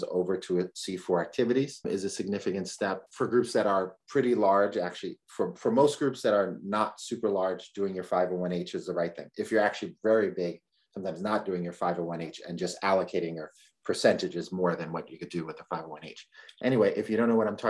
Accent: New York City, New York, United States; now in California, United States; I'm from the Bronx.

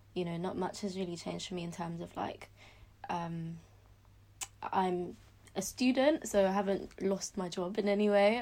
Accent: London, United Kingdom; I was brought up in London

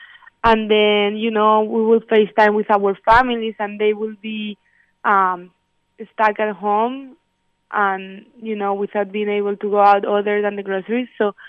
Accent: Spain; now in United States; like I'm from Spain, and back then over there, people were dying over there, like a lot.

